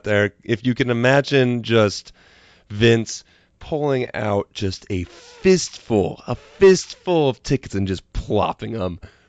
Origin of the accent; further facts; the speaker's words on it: Midwest, United States; I grew up in the Midwest